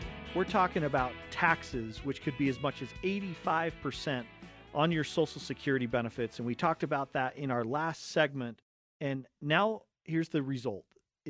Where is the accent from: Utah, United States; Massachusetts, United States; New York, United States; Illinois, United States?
Utah, United States; Cottonwood Heights; And we come from a family of seven kids. We grew up right here in Cottonwood Heights.